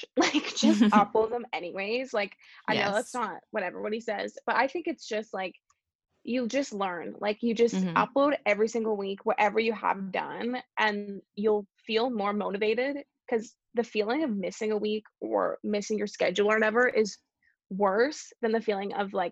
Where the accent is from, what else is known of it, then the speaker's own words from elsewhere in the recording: Canada; I'm so lucky to have been born here.